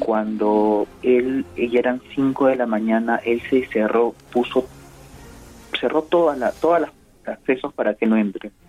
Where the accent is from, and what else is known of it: Peru